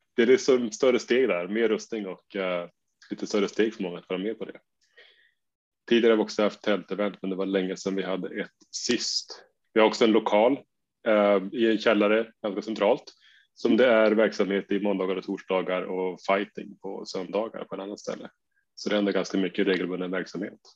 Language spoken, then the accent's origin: Swedish; Umeå, Västerbotten County, Sweden; jag kommer från Umeå där vi har vår eminenta förening UMA